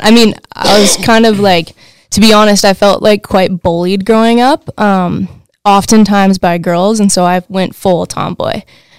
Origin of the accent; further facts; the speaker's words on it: Truckee, California, United States; also born or lived in Olympic Valley, California; I grew up in Lake Tahoe. I was born and raised in Truckee and in Olympic Valley, now known as Palisades. And yeah, now I live in Tahoe City.